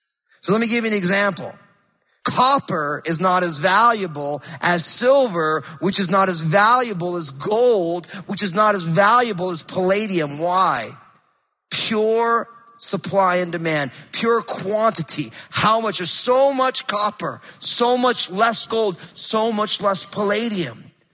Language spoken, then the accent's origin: English; East Coast, United States; now in Pacific Northwest, United States; but I'm a transplant from the East Coast, so I'm all screwed up, you know?